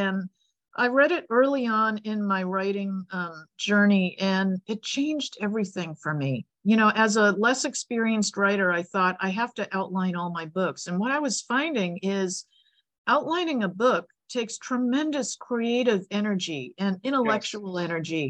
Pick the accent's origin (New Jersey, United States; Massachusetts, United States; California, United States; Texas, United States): Massachusetts, United States; Boston; I grew up in Boston. And, you know, Boston has like 9 months of winter and incredible winters.